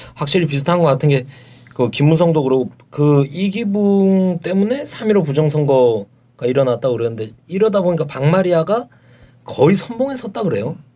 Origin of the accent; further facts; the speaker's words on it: Yeongju, North Gyeongsang, South Korea; moved away; 고향이 경북 영주거든요